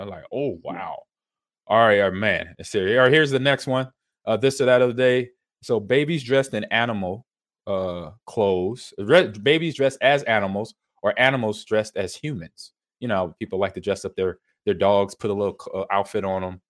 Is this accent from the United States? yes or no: yes; California, United States; growing up in California